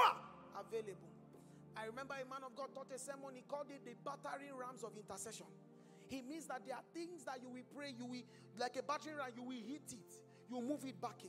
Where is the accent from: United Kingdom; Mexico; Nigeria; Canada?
Nigeria; moved away; in my home country, there's a tribe called the Yoruba